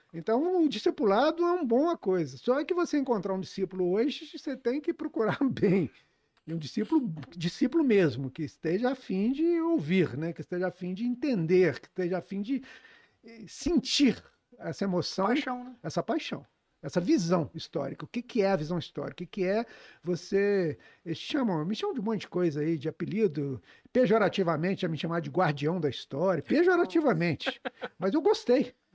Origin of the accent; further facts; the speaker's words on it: Juiz de Fora, Minas Gerais, Brazil; eu cresci lá no, na Cidade Alta